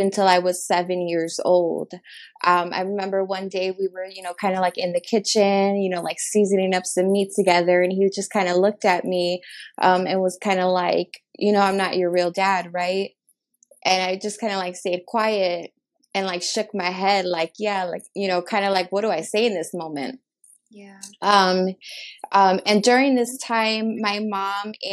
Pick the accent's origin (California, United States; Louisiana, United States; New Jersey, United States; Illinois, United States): Illinois, United States; Chicago; I was born and raised in Chicago, Illinois.